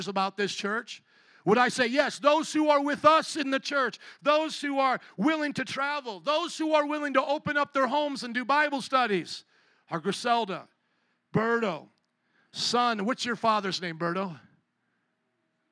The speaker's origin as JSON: {"language": "English", "country": "United States", "said": "I am not ashamed of my Polish culture or of my Italian culture or now being in America for these past generations. I think I'm the third generation. I love being an American"}